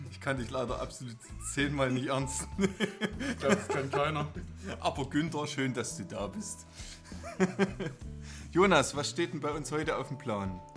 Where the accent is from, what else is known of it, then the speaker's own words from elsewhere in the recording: Bad Reichenhall, Bavaria, Germany; ich komme doch nicht aus Bernstein, meine Güte. Ich komme aus Bad Reichenhall.